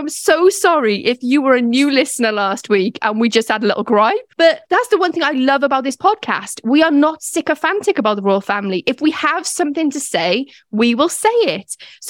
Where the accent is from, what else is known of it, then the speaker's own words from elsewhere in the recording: Welsh, Wales, United Kingdom; being Welsh as well